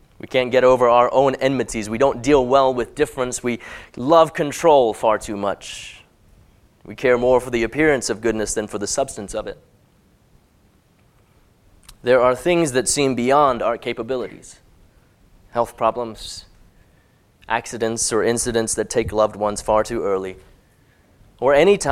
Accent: Hong Kong; as a teenager growing up in Hong Kong

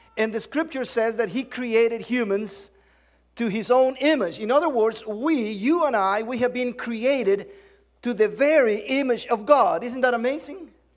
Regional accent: Guatemala; English is a second language; moved away as an adult; also born or lived in Cincinnati, Ohio, United States; I'm, I'm from the South. Seriously south of the border. I'm, I'm from, well, that's the south. I'm from Guatemala

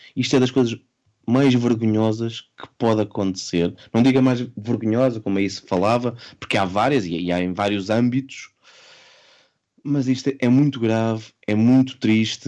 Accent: Portugal; enquanto português

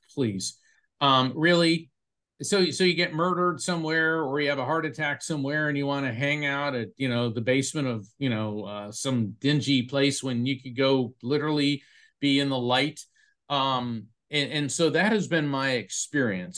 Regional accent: Florida, United States; my family's from New York, New Jersey. I was raised in Florida

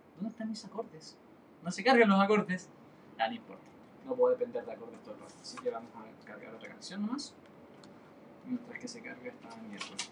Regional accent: Chile; soy de Chile, eh, por eso hay bastantes carabatos, porque en Chile no hablamos español, hablamos chileno

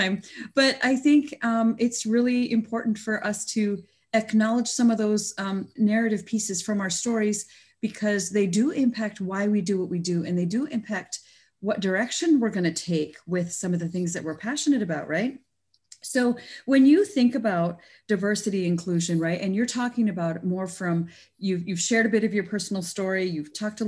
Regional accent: Canada; also born or lived in India; born in India and my family also immigrated to Canada, actually, in 1975.

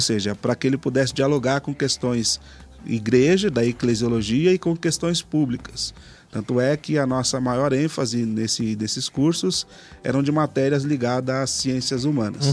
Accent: São Paulo, Brazil; eu sou uma pessoa que nasceu aqui na Zona Leste de São Paulo, do bairro Cangaíba.

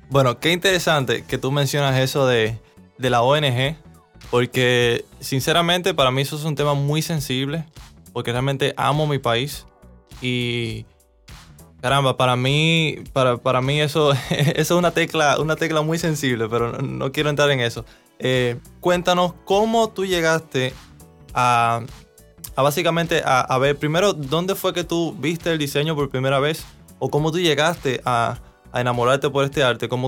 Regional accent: Cuba; now in Dominican Republic; Como ustedes saben, yo soy cubano, tengo ya aproximadamente 13 años viviendo aquí en este país, República Dominicana.

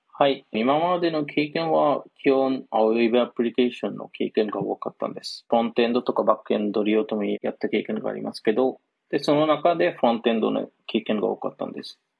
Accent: Bangladesh; Japanese is a second language; moved away as an adult; now in Japan; バングラデシュ出身です

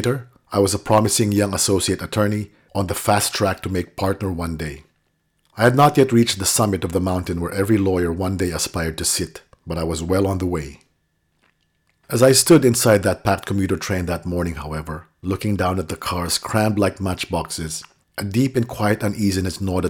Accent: Manila, Metro Manila, Philippines; When I was a child growing up in Manila

